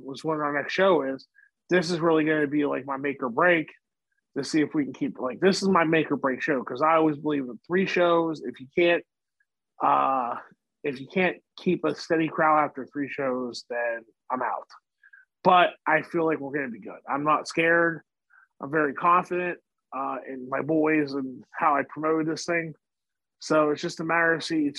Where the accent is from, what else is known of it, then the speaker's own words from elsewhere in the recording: Wheeling, West Virginia, United States; Wheeling, West Virginia, my hometown